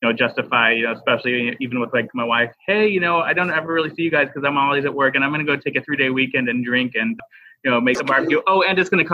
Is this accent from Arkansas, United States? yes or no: yes; Arkansas, United States; I grew up in Arkansas